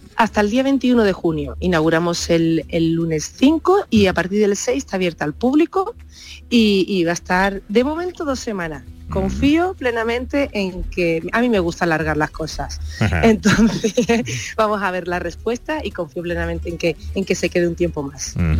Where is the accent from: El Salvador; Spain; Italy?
Spain; Huelva, Andalusia